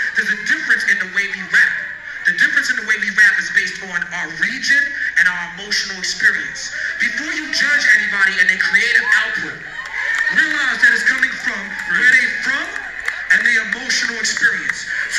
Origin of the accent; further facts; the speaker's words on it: New York City, New York, United States; a young black man who grew up listening to hip-hop, and …. I grew up in Brooklyn.